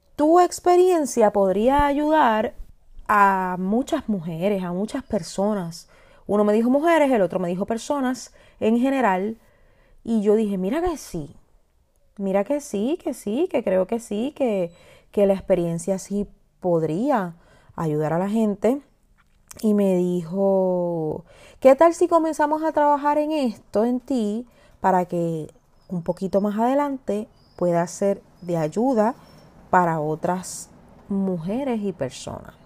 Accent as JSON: {"language": "Spanish", "country": "Puerto Rico", "said": "soy puertorriqueña"}